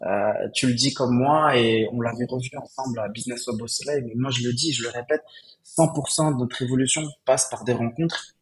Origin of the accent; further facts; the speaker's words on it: Morocco; also born or lived in Casablanca; je suis né, j'ai grandi au Maroc.